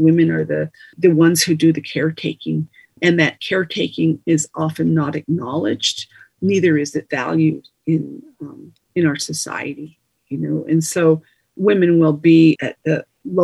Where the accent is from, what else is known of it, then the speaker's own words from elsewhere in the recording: Navajo Nation, United States; I come from the Navajo Nation. Public school education is, not the best.